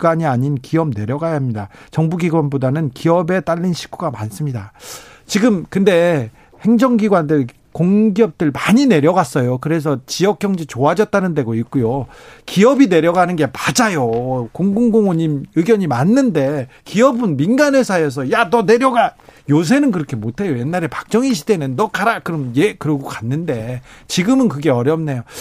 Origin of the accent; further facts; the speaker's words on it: Seoul, South Korea; 어렸을 때 부산 가면 예. 부산 가면 그 서울에서 왔다고